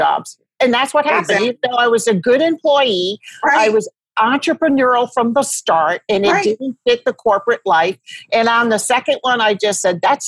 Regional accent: Rhode Island, United States; moved away as an adult; also born or lived in Toledo, Ohio / Houston, Texas; I grew up in Rhode Island, and I went to Toledo, Ohio out of school

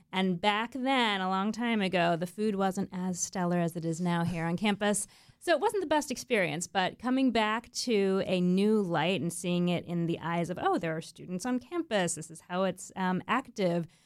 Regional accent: Melbourne Beach, Florida, United States; I grew up in Melbourne Beach on the east coast of Florida

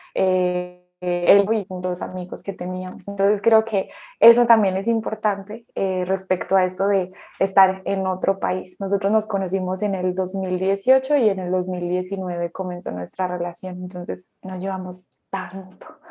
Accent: Colombia; also born or lived in Spain; soy de Colombia y soy psicóloga

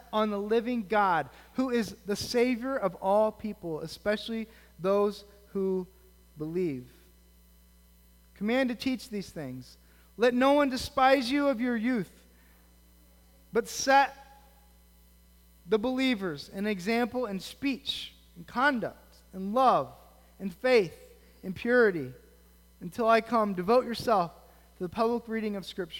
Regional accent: United States; as American Christians

